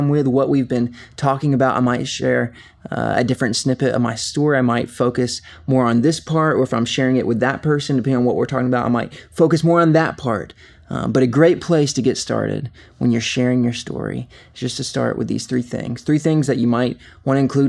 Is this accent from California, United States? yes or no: no; Covington, Georgia, United States; I was born and raised here in Covington, Georgia, and really have been in Georgia most of my life.